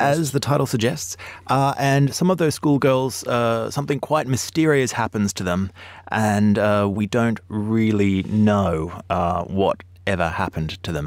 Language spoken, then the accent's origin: English; Melbourne, Victoria, Australia; now in London, United Kingdom; we are both Australian and, uh, I, one of the strangest things about growing up in Melbourne